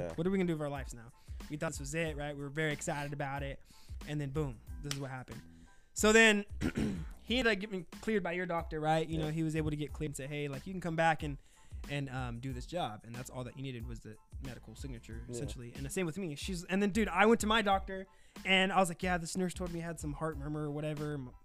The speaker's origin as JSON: {"language": "English", "town": "Fresno", "region": "California", "country": "United States", "moved": "as an adult", "lives_now": "San Luis Obispo County, United States", "said": "I'm from Fresno"}